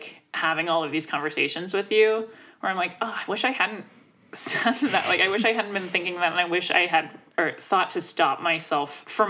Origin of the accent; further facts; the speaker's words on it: Richmond, Virginia, United States; Growing up in Virginia